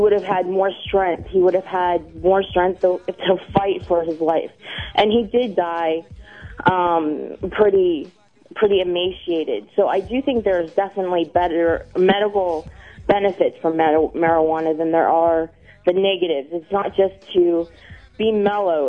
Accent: Pittsburgh, Pennsylvania, United States; now in Canada; I'm from Canada, but I was born and raised in Pittsburgh, Pennsylvania.

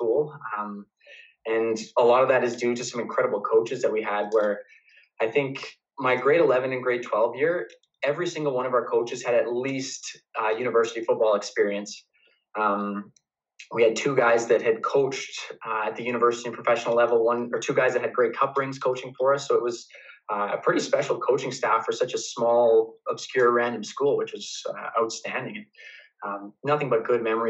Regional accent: Calgary, Alberta, Canada; U of C just because it was my hometown university

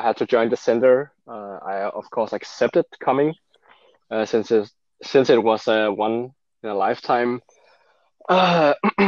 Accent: Denmark; also born or lived in Seoul, South Korea; my parents are fully Danish and I'm brought up Danish

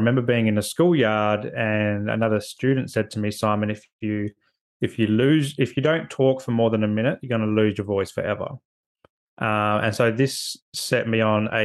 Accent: Adelaide, South Australia, Australia; moved away as an adult; also born or lived in Canberra; I grew up in a place called Adelaide, so South Australia

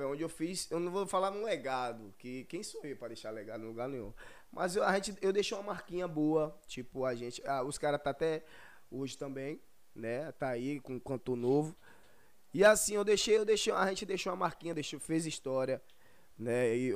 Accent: Feira de Santana, Bahia, Brazil; Sim, sou de Feira Santana

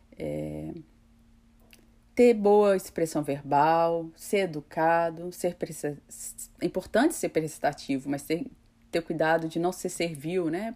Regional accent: Brazil; é um pouco da nossa cultura, né, enquanto brasileiros

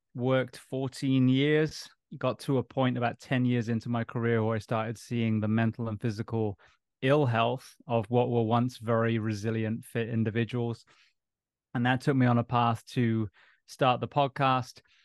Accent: Bath, South West England, United Kingdom; moved away as an adult; also born or lived in Japan; now in United States; I'm originally from England. Grew up in a place called Bath near uh, Stonehenge on a farm

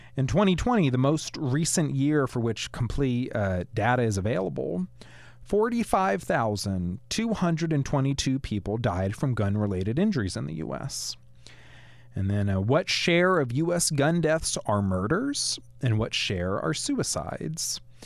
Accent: Cullman area, Alabama, United States; I hail from the Coleman area

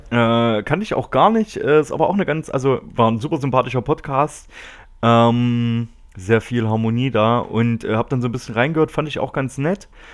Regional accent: area around Erfurt, Thuringia, Germany; die Ecke, wo ich herkomme

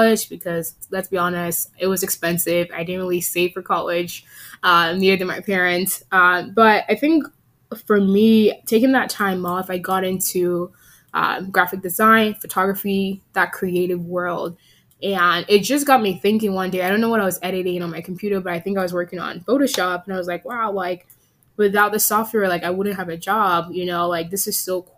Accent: Virginia, United States; also born or lived in Nigeria / Texas; now in Seattle, United States; I was born in Nigeria, raised in Virginia, and educated in Texas, and currently work in Seattle at Microsoft.

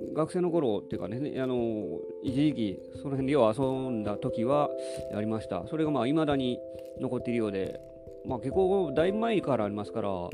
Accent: Nara, Japan; 私は奈良市の出身なので

